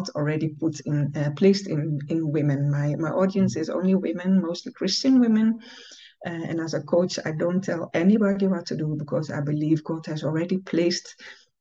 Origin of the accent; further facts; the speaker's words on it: Netherlands; moved away as an adult; now in Ghana; I'm from the Netherlands. I've lived there almost all my life, but since, let's say, 7 years, I live in Ghana, West Africa.